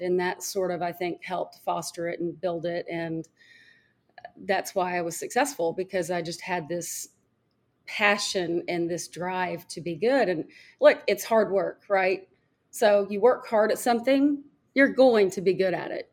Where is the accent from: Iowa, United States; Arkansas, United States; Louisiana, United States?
Arkansas, United States; Fayetteville; I grew up in Fayetteville, Arkansas